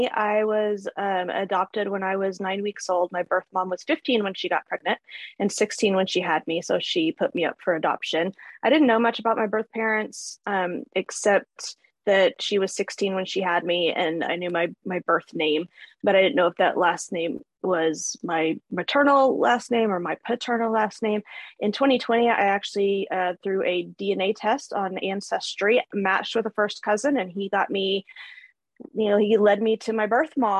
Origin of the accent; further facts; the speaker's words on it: North Carolina, United States; born there; No, they're where I was born. I was born in North Carolina. So most of them are there.